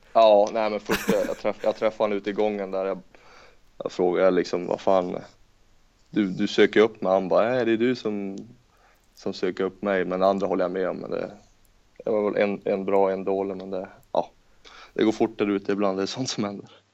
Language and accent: Swedish; Norrland, Sweden; jag är norrlänning också